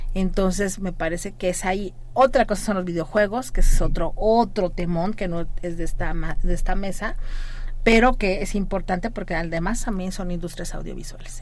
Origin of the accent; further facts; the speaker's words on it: Mexico; como mexicanos y mexicanas